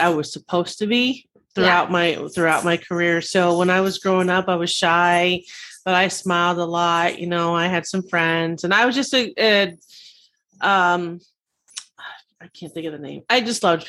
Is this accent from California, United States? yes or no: yes; Simi Valley, California, United States; I grew up in Simi Valley, California. It's in Southern California